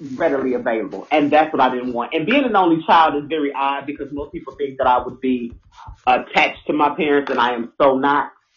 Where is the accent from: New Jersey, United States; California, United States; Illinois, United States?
Illinois, United States; Chicago; moved away as an adult; also born or lived in Houston, Texas; I am originally from Chicago, Illinois, South Side till